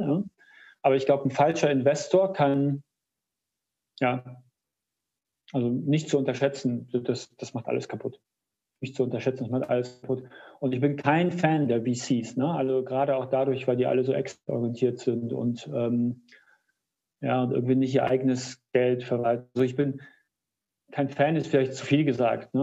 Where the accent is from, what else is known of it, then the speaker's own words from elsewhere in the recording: Kassel, Hesse, Germany; aus meiner Heimatstadt Kassel